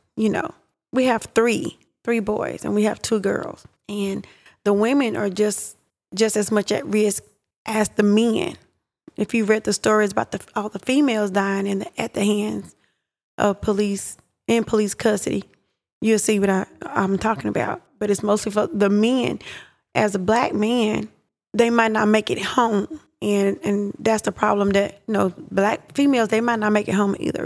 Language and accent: English; Pittsburg, Texas, United States; I grew up in Pittsburgh, Texas